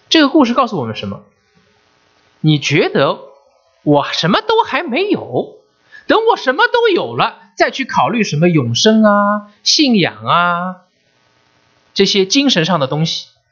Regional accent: China; now in United States; 我们中国人

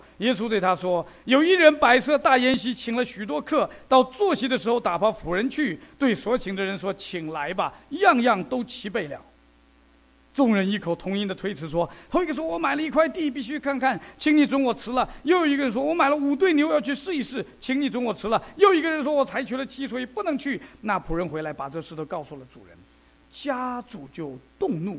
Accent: China; 因为我们中国人哈，我们东方的文化

